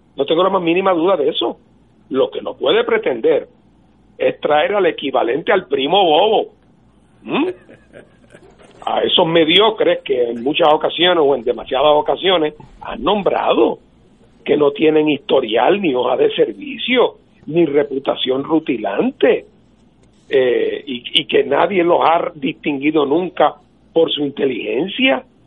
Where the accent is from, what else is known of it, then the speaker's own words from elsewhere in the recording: Puerto Rico; Puerto Rico, que se trata de una nación distinta